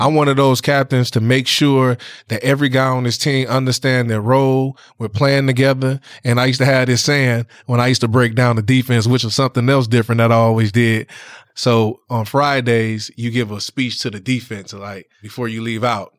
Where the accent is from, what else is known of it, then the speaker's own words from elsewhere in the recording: Saginaw, Michigan, United States; I'm from Saginaw